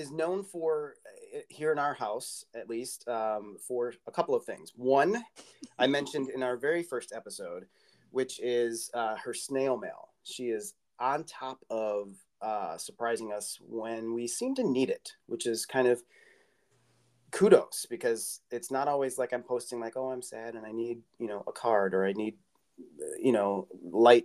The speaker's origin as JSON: {"language": "English", "region": "Midwest", "country": "United States", "tie": "born or raised there", "also_born_or_lived": "Iowa", "said": "growing up in the Midwest"}